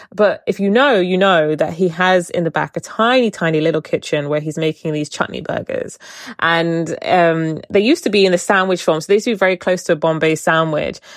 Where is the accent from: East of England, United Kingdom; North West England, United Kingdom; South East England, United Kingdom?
South East England, United Kingdom; Portsmouth; growing up in Portsmouth